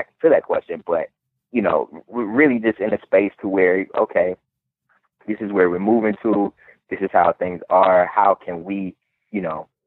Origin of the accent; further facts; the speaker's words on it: Cleveland, Ohio, United States; my hometown of Cleveland, Ohio